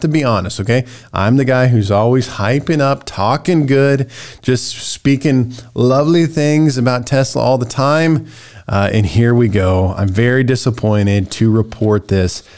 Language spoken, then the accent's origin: English; United States; American Christians